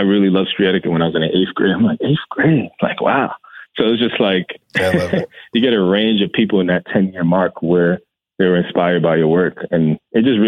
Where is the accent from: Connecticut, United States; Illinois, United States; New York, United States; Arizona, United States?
New York, United States; New York City; I'm born and raised in the Bronx. I'm Ghanaian American. My parents are from Ghana.